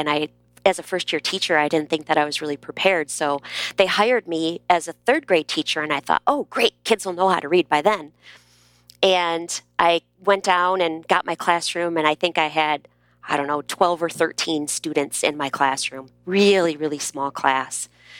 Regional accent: Midwest, United States; I'm from the Midwest, and I was teaching in Texas. And the vowels don't exactly come out of my mouth the same way that they were coming out of the mouths of the students in my classroom.

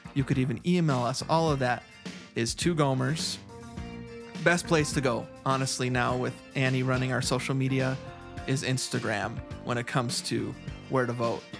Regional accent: United States; I'm an American guy

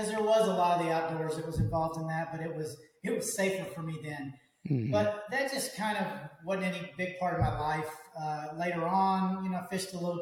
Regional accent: Dallas, Texas, United States; I'm from the Dallas area. I'm a Texas boy.

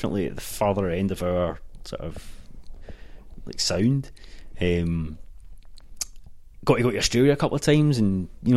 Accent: Ardrossan, Scotland, United Kingdom; Ayrshire, yeah. I'm from Ardrossan

